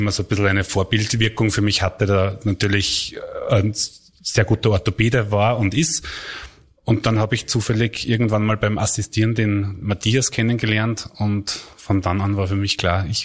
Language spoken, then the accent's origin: German; Buchenau, Upper Austria, Austria; now in Linz, Austria; also geboren in Linz, aufgewachsen in Buchenau.